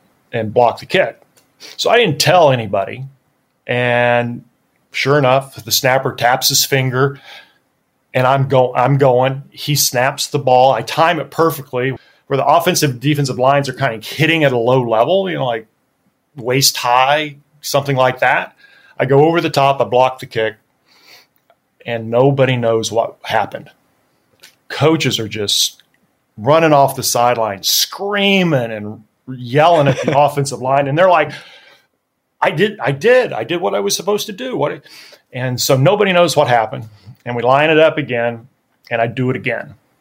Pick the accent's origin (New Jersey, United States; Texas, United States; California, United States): Texas, United States; moved away as an adult; I was from Texas. I was the only Texan on the squad